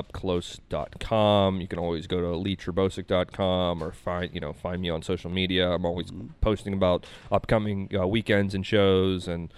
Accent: Pittsburgh, Pennsylvania, United States; I decided that I wanted to create my own hometown show, have my own residency in Pittsburgh.

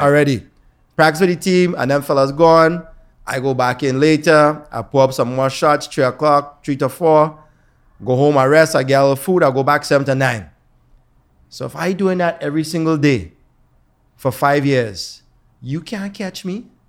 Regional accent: Toronto, Ontario, Canada; we grew up here in Toronto

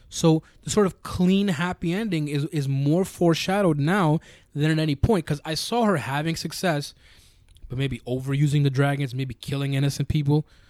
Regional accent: New York City, New York, United States; I'm from New York and they're not.

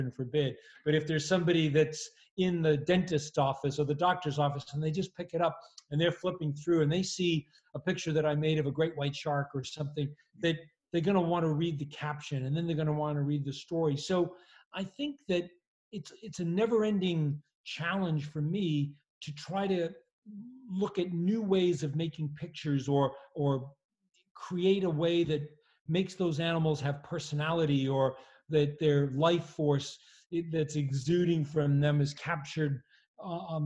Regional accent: Massachusetts, United States; I grew up in a little town in Massachusetts

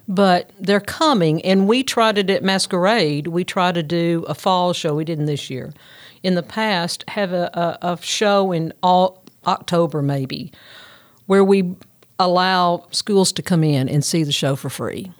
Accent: Union City, Tennessee, United States; I am from Union City

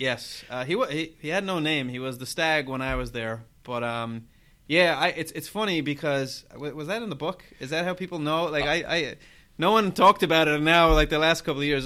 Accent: Ireland; I'm Irish

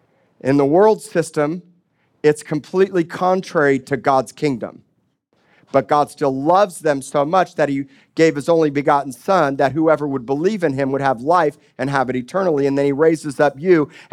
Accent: Miami, Florida, United States; also born or lived in Kansas City, United States / Tulsa, United States; now in Corpus Christi, United States; I was from Miami. I was living in Oklahoma and had actually gone to high school in Kansas City.

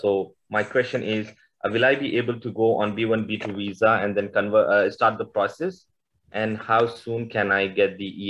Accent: India; now in Qatar; I'm an Indian citizen. We both are living in Qatar.

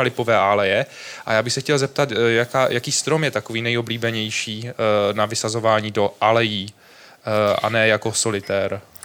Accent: Zlín, Zlín Region, Czechia; pocházím ze Zlína, tak my jsme proslulé město álejí

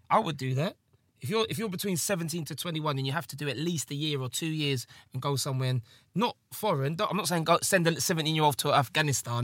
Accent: England, United Kingdom; I am English

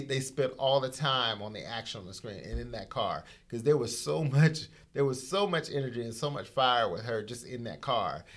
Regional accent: the South, United States; I grew up in the South

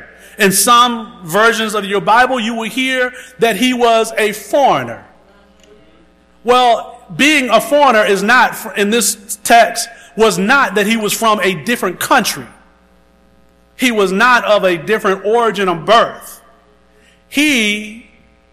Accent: Round O, South Carolina, United States; As a little boy growing up in Round O, South Carolina

